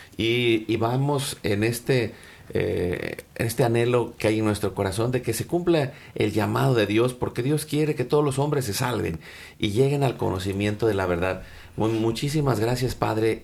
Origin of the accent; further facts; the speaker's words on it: Mexico; now in Dallas, United States; nosotros que nacimos en México